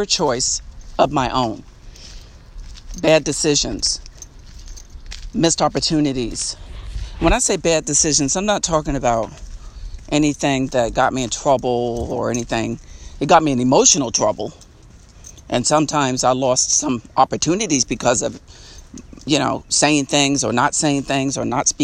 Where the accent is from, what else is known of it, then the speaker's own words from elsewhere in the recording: Long Island, New York, United States; I'm from Long Island, New York, and I was raised in a housing project